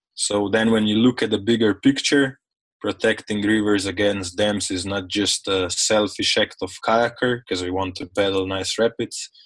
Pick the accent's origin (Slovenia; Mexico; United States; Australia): Slovenia; I come from Slovenia.